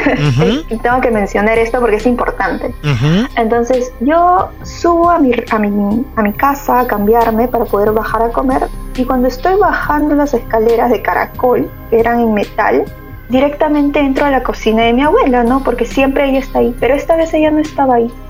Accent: Peru; moved away as an adult; now in Germany; Sí. vine por estudios y me quedé.

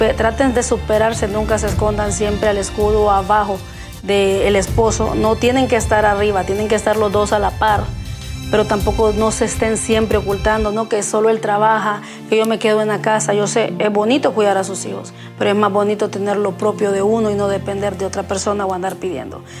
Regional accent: Honduras; moved away as an adult; now in United States; no me identificaron nunca como hondureña siempre creían que era mexicana

